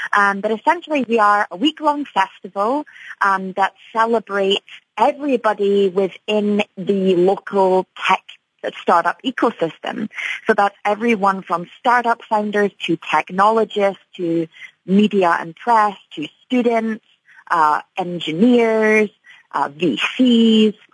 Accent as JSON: {"language": "English", "town": "Edinburgh", "region": "Scotland", "country": "United Kingdom", "moved": "as an adult", "lives_now": "Chicago, United States", "said": "I am from Edinburgh, Scotland, and I moved to Chicago about eight years ago from the UK."}